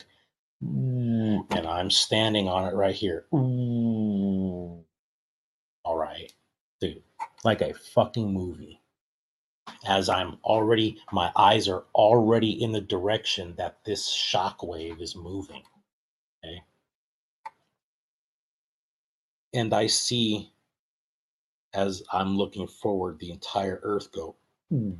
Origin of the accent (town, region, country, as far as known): Monrovia, California, United States; born or raised there